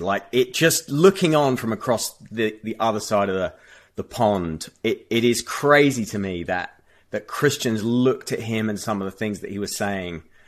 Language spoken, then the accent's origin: English; United Kingdom; having grown up in a context and a culture where, um, uh, that, you know, we just don't have guns over here